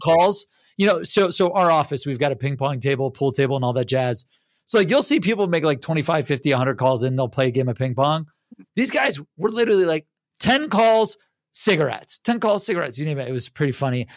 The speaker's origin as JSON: {"language": "English", "town": "Cleveland", "region": "Ohio", "country": "United States", "said": "I'm from Cleveland, Ohio"}